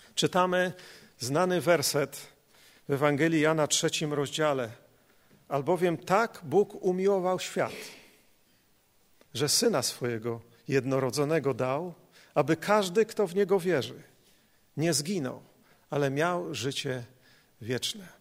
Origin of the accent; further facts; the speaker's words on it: Poland; nas, Polaków